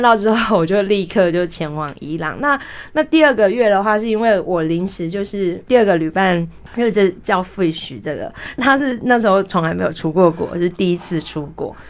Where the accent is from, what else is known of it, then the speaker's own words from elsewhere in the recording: Taiwan; 我是台湾人